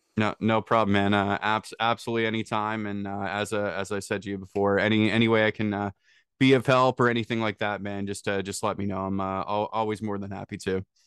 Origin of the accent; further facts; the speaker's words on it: small town north of Toronto, Ontario, Canada; from a small, small potato town north of Toronto